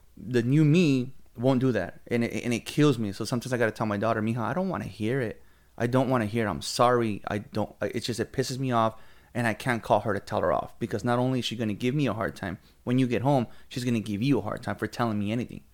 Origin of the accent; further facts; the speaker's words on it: Oxnard, California, United States; I'm from Oxnard, born and raised lived in Oxnard in my thirty-six years.